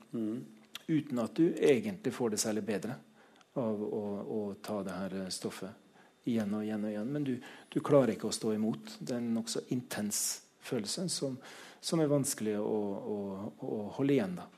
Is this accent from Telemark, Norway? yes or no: no; Trøndelag, Norway; jeg vokste opp på landsbygda i Trøndelag